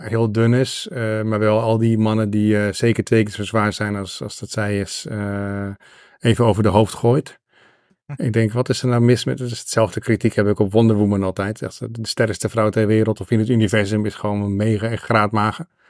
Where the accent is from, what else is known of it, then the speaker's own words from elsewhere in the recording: Netherlands; als Nederlander